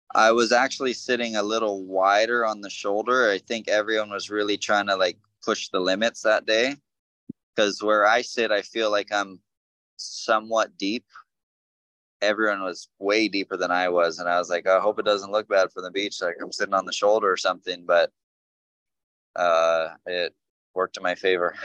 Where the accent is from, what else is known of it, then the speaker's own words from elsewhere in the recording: North Shore, Oahu, Hawaii, United States; born and raised here on the North Shore.